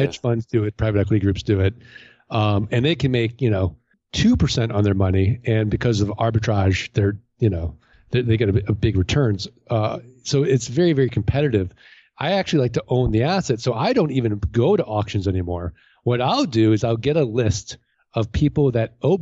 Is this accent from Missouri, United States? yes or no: yes; St. Louis, Missouri, United States